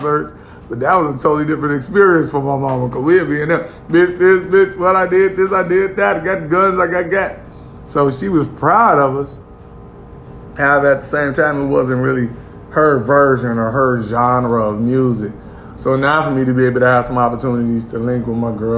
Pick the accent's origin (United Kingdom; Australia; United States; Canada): United States; Gary, Indiana; Gary, Indiana, in the building, my hometown